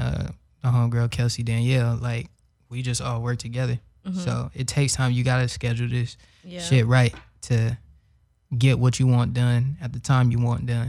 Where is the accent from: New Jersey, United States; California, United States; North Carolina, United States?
California, United States; Los Angeles; I'm from South Central, you know, 90th Street and all that.